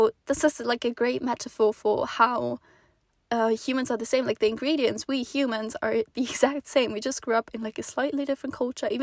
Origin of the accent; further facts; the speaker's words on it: Switzerland; moved away as an adult; also born or lived in Netherlands; Swiss person